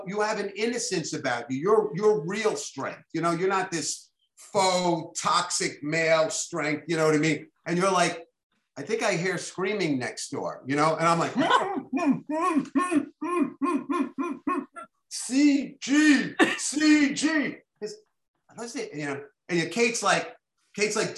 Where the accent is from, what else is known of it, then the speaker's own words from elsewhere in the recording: New York City, New York, United States; I'm a little Jewish boy from Flatbush, you know, public school kid, you know, all, I went to PS 217